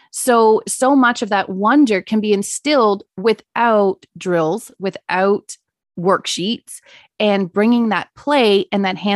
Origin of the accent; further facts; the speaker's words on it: South Africa; now in Canada; being a child in South Africa, I guess the best way is more so to do a comparison between how I lived later on when we moved to Canada